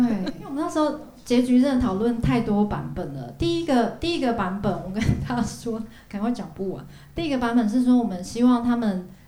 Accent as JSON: {"language": "Chinese", "town": "Hualien", "region": "Hualien County", "country": "Taiwan", "moved": "yes", "said": "在花莲，因为我是花莲人"}